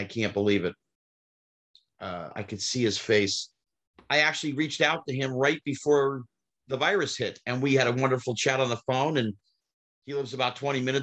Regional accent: New Jersey, United States; even though I'm not from Brooklyn, I'm from Jersey

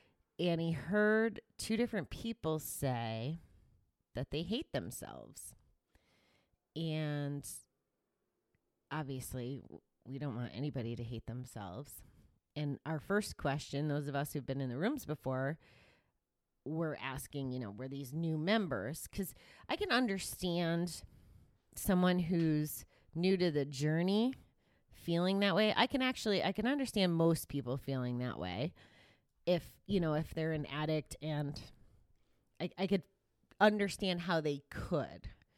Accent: Kansas City, Missouri, United States; it's traditionally the way I grew up in GA in Kansas City

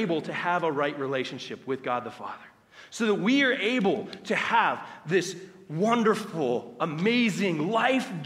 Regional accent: United States; us as American Christians, because of our culture, what we have grown up

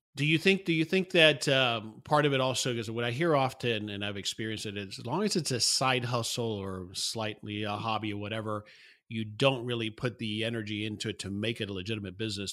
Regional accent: South Florida, United States; moved away; I grew up in South Florida

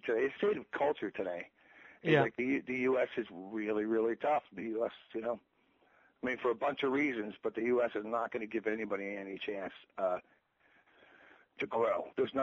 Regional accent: New Jersey, United States; we're from New Jersey

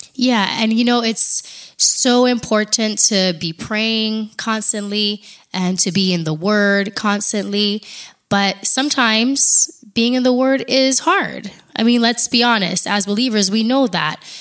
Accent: Big Island of Hawaii, United States; moved away as an adult; also born or lived in Oregon / Alaska; now in Texas, United States; I am from the Big Island of Hawaii. Uh, I am fourth generation born and raised there

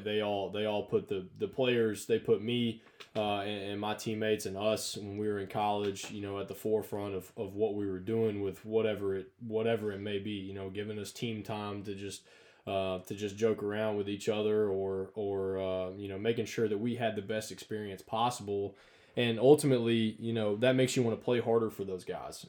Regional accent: North Alabama, United States; I grew up in North Alabama

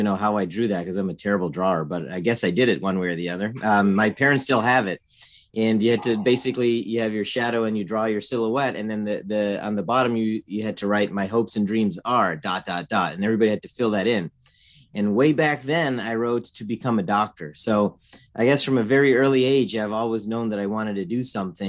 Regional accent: Northern Virginia, United States; moved away as an adult; also born or lived in Michigan; I was born in Virginia and grew up in Northern Virginia, and lived there most of my life

